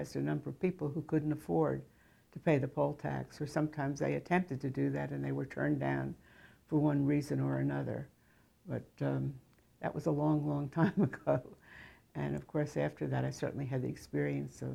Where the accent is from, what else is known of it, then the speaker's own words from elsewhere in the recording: New Jersey, United States; moved away as an adult; also born or lived in Chicago, Illinois; now in Arkansas, United States; I'm a girl from New Jersey, and wound up here